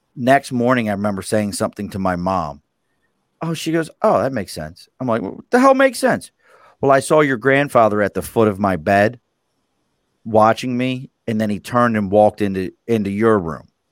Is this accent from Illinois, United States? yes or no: no; Baltimore, Maryland, United States; now in New York, United States; I grew up in Baltimore City